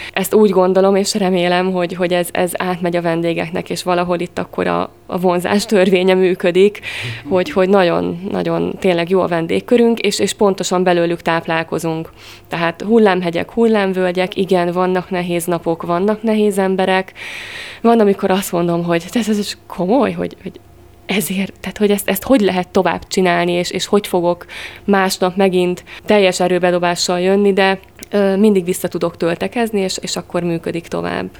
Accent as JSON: {"language": "Hungarian", "town": "Monor", "region": "Pest", "country": "Hungary", "moved": "as an adult", "lives_now": "Veszprém, Hungary", "said": "Én Pest megyei vagyok, Monorról jöttem."}